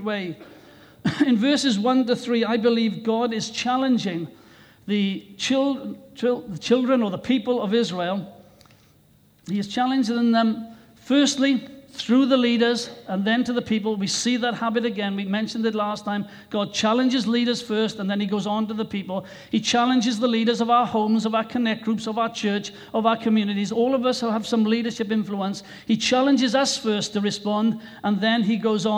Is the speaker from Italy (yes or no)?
no; Wales, United Kingdom; my own country of Wales